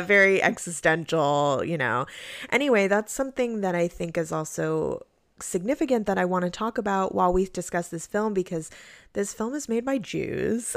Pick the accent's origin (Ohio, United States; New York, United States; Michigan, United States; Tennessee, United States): New York, United States; growing up in New York